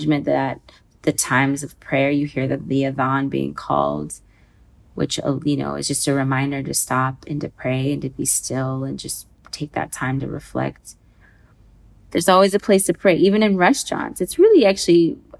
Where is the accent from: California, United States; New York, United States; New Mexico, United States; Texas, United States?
California, United States; between the Bay Area and Sacramento; moved away as an adult; also born or lived in Sudan; now in Kuwait; I was born and raised in the States in between the Bay Area and Sacramento